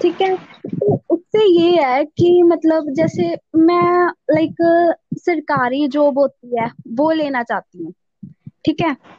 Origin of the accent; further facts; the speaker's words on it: Mohali, Punjab, India; कर रही हूँ मोहाली से